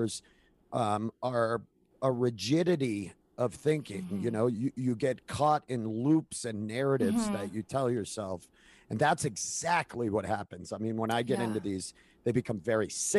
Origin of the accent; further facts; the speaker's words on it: New England, United States; growing up in New England